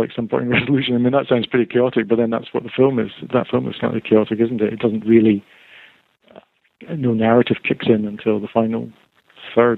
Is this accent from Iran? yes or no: no; Scotland, United Kingdom; now in England